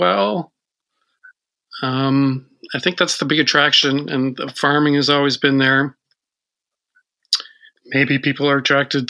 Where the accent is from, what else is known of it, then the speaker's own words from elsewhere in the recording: Ferguson, Missouri, United States; also born or lived in Quebec City, Canada / Boston, United States; now in Michigan, United States; I was born in Quebec City. I moved to St. Louis, actually Ferguson, when I was three.